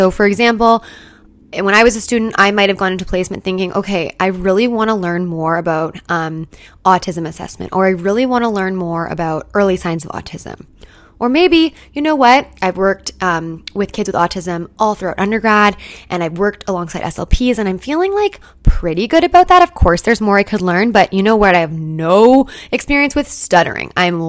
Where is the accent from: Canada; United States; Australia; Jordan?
Canada; So I'm a Canadian SLP, and in my program, we had no choice at all about placements or CEs at all.